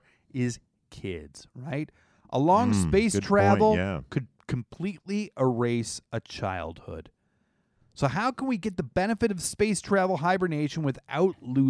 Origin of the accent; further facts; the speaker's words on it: Canada; I think their French sounds like that. I'm from Canada.